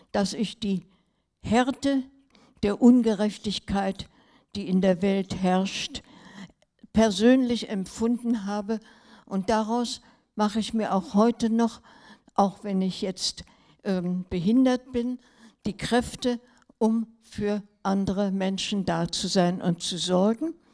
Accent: Berlin, Germany; also born or lived in Tübingen; Mein Mann, der, mit dem ich aus der heimischen Familie, ich bin in Berlin aufgewachsen, bekannt war

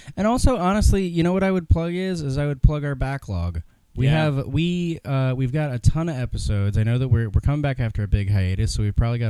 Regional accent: Midwest, United States; I'm from the Midwest

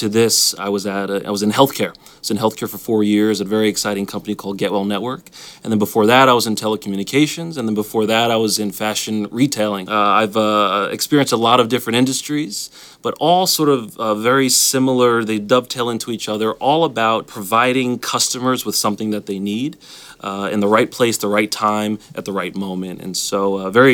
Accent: New York, United States; moved away as an adult; also born or lived in Alabama; now in Washington, D.C., United States; I grew up in New York, so me moving to Alabama was a big move

